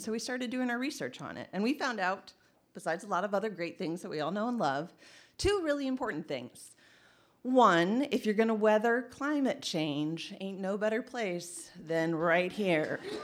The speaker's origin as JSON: {"language": "English", "region": "Indiana", "country": "United States", "tie": "born or raised there", "also_born_or_lived": "Massachusetts / Charlotte, North Carolina", "moved": "yes", "lives_now": "Traverse City, United States", "said": "I grew up in Indiana"}